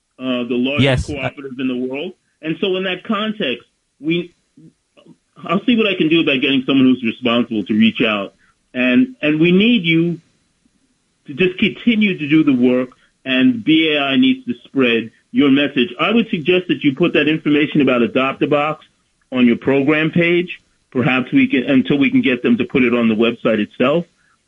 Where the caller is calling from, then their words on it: Bronx, New York, United States; Bronx, New York.